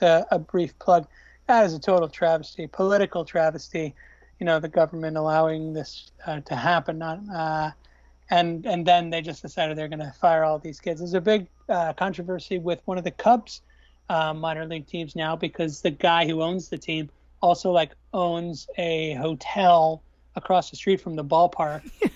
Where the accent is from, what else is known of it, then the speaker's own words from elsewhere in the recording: Long Island, New York, United States; the Long Island Ducks near my hometown